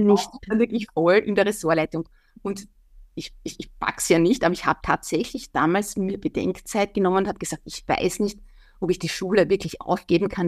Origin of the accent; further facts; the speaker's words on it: Wieselburg, Lower Austria, Austria; Ich bin ja Niederösterreicherin, Wieselburgerin.